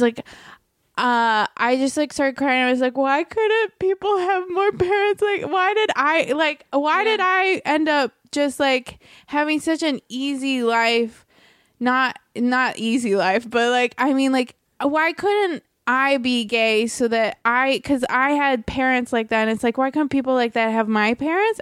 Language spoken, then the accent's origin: English; Merritt Island, Florida, United States; moved away as an adult; also born or lived in New York; now in Los Angeles, United States; growing up in Florida uh like you where I was was a pretty conservative county